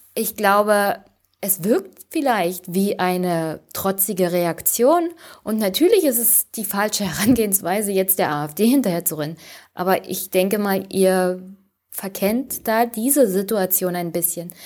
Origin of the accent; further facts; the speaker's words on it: East Germany, Germany; Ich bin ein Ossi und ein weiblicher Ossi